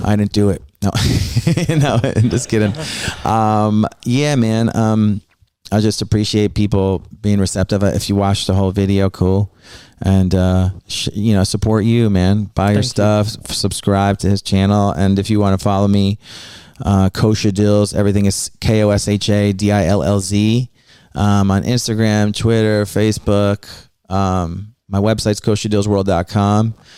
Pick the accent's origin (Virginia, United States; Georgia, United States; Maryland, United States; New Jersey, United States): New Jersey, United States; now in Bushwick, United States; I'm not originally from here. I'm originally from New Jersey.